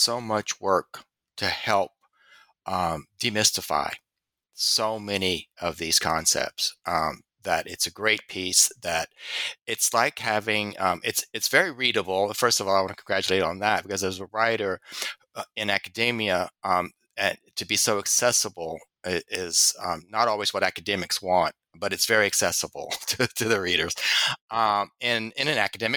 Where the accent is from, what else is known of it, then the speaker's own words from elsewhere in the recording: Louisiana, United States; I'm from Louisiana.